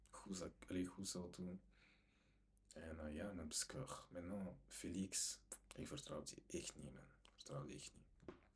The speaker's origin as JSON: {"language": "Dutch", "country": "DR Congo", "said": "hij is naar Congo gegaan, ik ben zelf Congolees."}